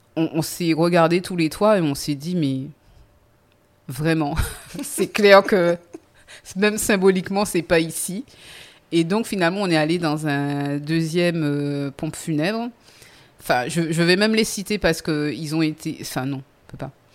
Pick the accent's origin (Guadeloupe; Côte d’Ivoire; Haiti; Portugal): Guadeloupe; Les Abymes; also born or lived in Vieux-Habitants; je suis née aux Abîmes